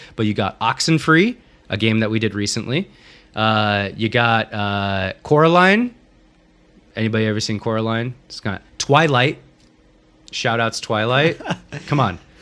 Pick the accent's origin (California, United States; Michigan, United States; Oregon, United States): Oregon, United States; Corvallis; I grew up in the Pacific Northwest. For those of you that don't know, um, in Corvallis, Oregon, uh, Western Oregon, Willamette Valley